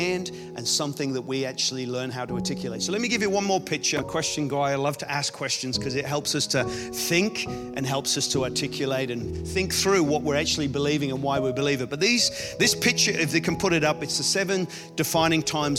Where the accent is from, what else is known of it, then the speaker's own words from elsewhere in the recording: Ireland; I grew up in Ireland